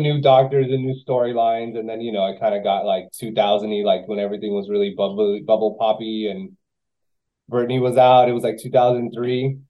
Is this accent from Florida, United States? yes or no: yes; Miami, Florida, United States; also born or lived in West Palm Beach; I grew up here. I'm from Miami